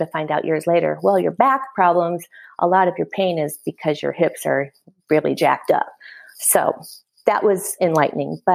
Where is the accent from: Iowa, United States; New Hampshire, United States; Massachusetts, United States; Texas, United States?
Iowa, United States; I was born and raised in Iowa